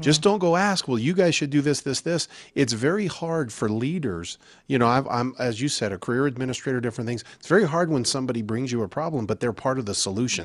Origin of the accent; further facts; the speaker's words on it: Albuquerque, New Mexico, United States; moved away; also born or lived in Colorado; I grew up in Albuquerque